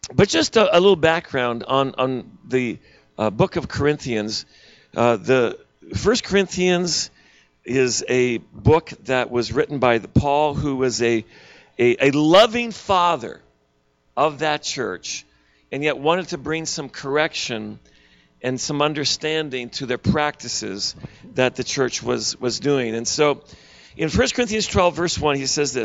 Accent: Eastern Canada, Canada; also born or lived in Pennsylvania, United States; I'm Canadian, but I lived in Pennsylvania.

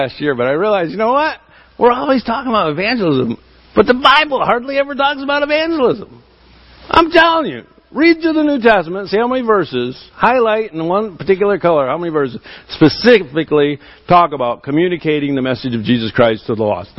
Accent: Michigan, United States; I'm from Michigan

